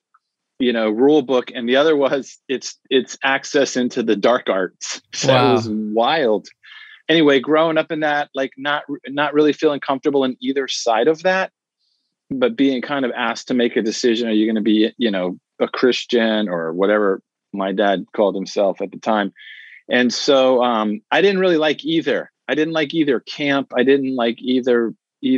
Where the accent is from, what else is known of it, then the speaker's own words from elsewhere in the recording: Washington, District of Columbia, United States; Yeah, so I'm from the Washington, D.C. area. That's where I grew up.